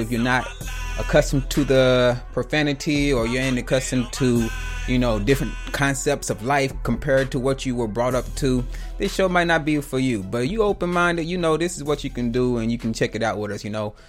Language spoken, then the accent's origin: English; the South, United States; I'm from the South, a little, well, I was raised in the South